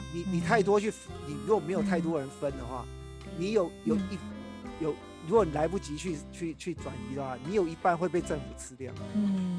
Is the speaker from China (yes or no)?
no; Taiwan; 我们台湾人